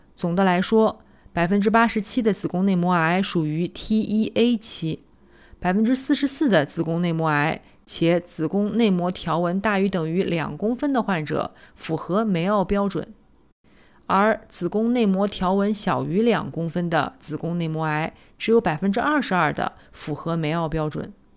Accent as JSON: {"language": "Chinese", "town": "Nanjing", "region": "Jiangsu", "country": "China", "said": "我来自南京，读完博士，在三甲医院的心脏科干了七年"}